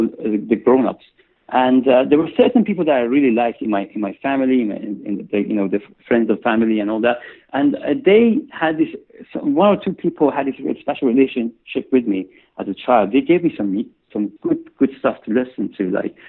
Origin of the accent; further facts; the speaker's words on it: Iran; I had a strange childhood, when we were growing up in Iran after the time of revolution and during the war